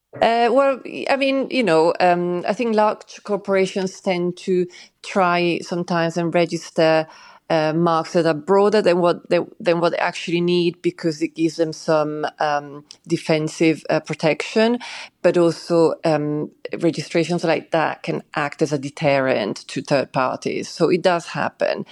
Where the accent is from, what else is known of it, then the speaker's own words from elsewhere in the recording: Switzerland; moved away; I grew up in Switzerland